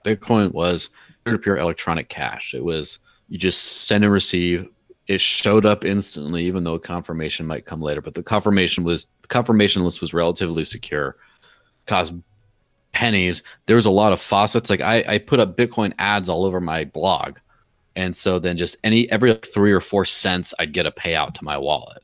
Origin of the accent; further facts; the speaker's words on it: Mexico; my parents live in Mexico and I grew up in Mexico in the early nineties